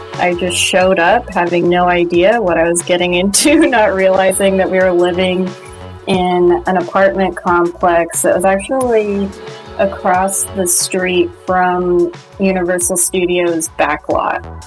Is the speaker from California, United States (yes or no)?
yes; Orange County, California, United States; I grew up in Orange County